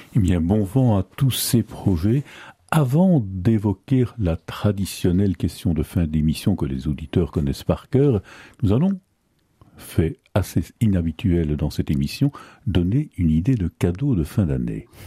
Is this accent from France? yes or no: no; Belgium; chez nous en Belgique